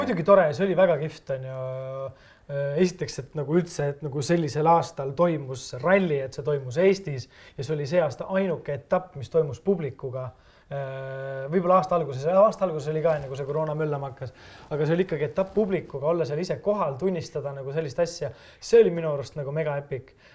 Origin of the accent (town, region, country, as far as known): Estonia